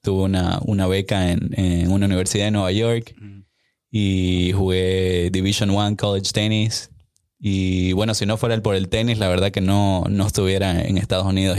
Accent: Santa Cruz de la Sierra, Santa Cruz, Bolivia; now in Austin, United States; yo soy originalmente de Bolivia, de Santa Cruz, Bolivia

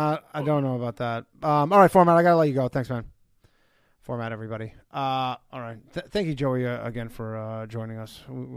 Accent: Burlington, Ontario, Canada; I'm from Burlington. I'm from outside.

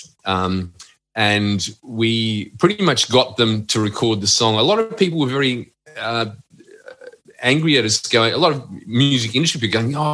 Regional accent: Australia

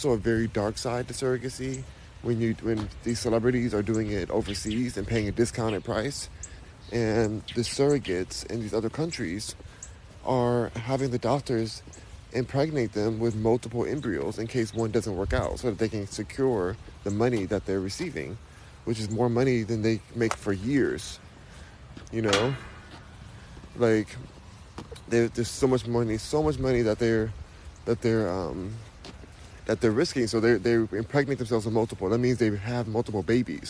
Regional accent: Los Angeles, California, United States; moved away as an adult; now in Houston, United States; I was born and raised in Los Angeles

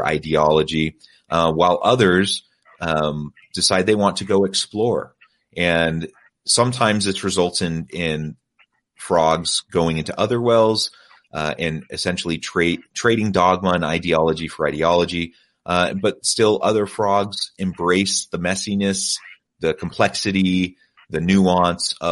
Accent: United States; moved away as an adult; also born or lived in South Korea; born and raised in the United States in a Judeo-Christian tradition

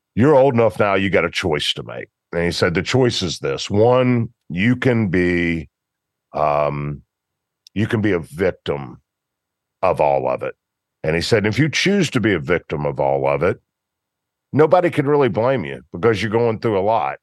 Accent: Memphis, Tennessee, United States; born and raised in Memphis

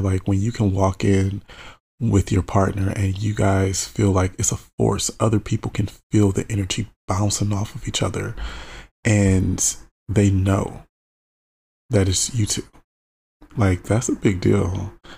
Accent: Michigan, United States; I'm born and raised in Michigan

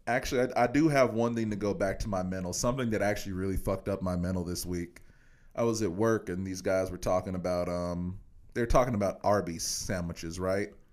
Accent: Kansas, United States; I'm from Kansas

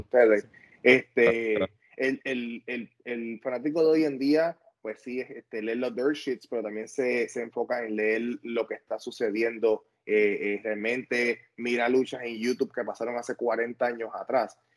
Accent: Ponce, Puerto Rico; yo soy de Ponce

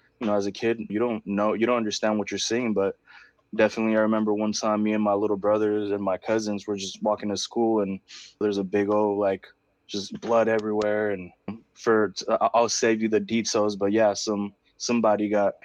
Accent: Oakland, California, United States; first language Spanish; English is a second language; I grew up in East Oakland in the Bay Area in California

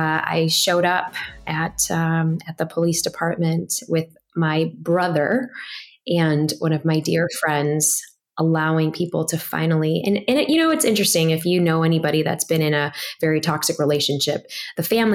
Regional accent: Chicago, Illinois, United States; I grew up in Chicago

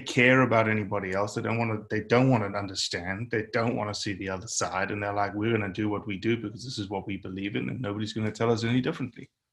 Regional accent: South Africa; now in United States; I'm from South Africa

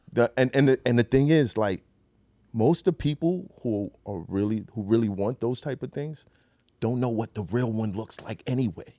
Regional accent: New York City, New York, United States; being from Brooklyn

